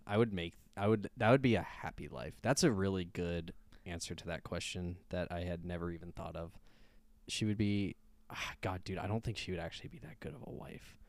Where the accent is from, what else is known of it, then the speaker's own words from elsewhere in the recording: United States; we're American